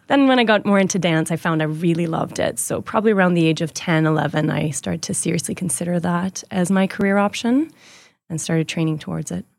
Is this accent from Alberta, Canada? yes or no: yes; Edmonton, Alberta, Canada; I was born here in Edmonton.